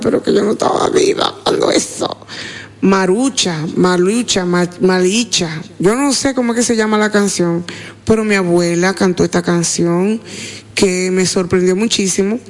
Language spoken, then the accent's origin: Spanish; San Francisco de Macorís, Duarte, Dominican Republic; yo soy San Francisco de Macorís